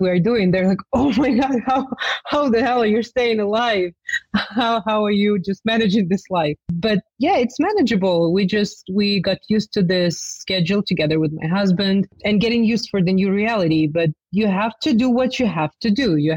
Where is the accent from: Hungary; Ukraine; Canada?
Ukraine; also born or lived in New York, United States; we've moved back to Ukraine because I was pregnant and I wanted to give birth in my home country